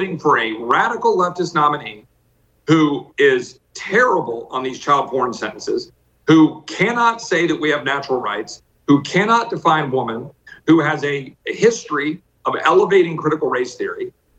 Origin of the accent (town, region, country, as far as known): Texas, United States